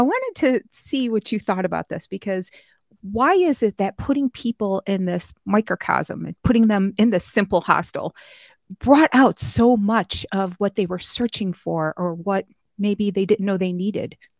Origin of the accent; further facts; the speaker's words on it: Niagara Falls, New York, United States; Niagara Falls, my hometown